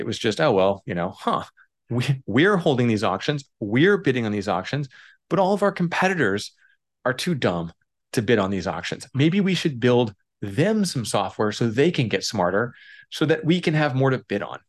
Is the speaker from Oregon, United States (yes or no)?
yes; Oregon, United States; I grew up in Oregon.